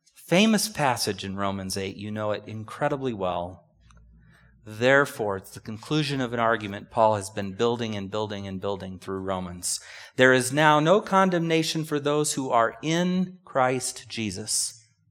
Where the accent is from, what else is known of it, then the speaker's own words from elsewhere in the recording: United States; But we're so American